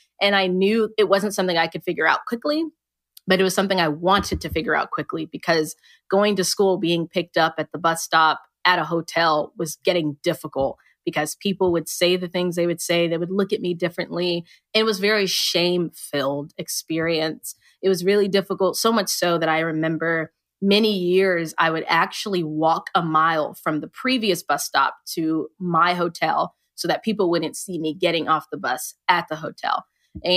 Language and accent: English; United States; I was conceived in Nigeria, but I was born here in America